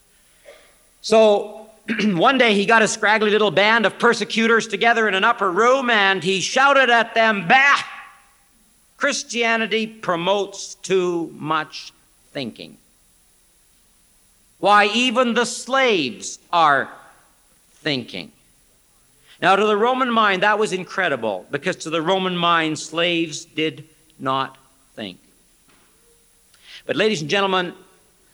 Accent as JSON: {"language": "English", "country": "Canada", "also_born_or_lived": "Wheaton, Illinois", "said": "I am from Canada"}